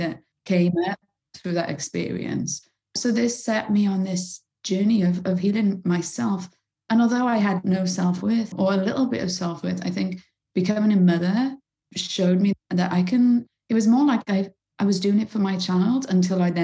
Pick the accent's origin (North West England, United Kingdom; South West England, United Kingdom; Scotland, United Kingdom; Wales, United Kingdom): Wales, United Kingdom; Bridgend; I lived in the roughest council estate in my hometown in Bridgend in South Wales